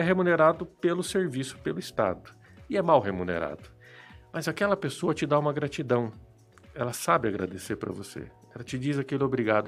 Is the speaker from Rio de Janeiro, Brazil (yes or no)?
no; Apucarana, Paraná, Brazil; also born or lived in Londrina; eu sou nascido em Apucarana, eu sou apucaranense, e isso eu gosto sempre de ressaltar no meu currículo. E por quê? Porque eu decidi voltar para a cidade. A cidade onde eu fui educado, onde eu fui criado